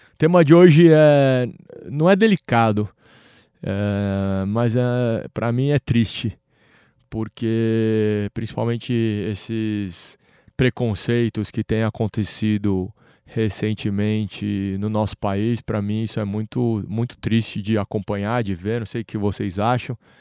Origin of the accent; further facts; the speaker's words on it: Brazil; como brasileiros